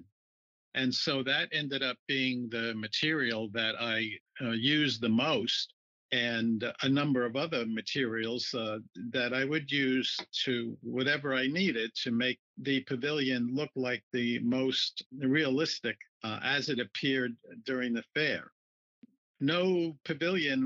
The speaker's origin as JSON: {"language": "English", "area": "Long Island", "region": "New York", "country": "United States", "tie": "born or raised there", "said": "I grew up and lived on Long Island, just about 15 minutes away"}